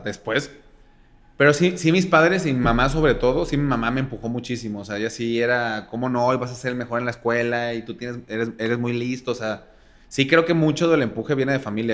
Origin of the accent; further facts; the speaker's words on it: Guadalajara, Jalisco, Mexico; En Guadalajara, soy pseudo de Guadalajara